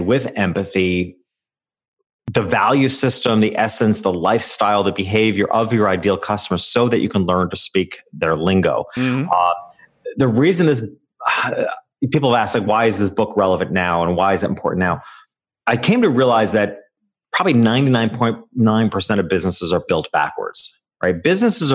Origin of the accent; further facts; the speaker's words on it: upstate New York, United States; moved away; I returned to my hometown, which is a small country town in upstate New York.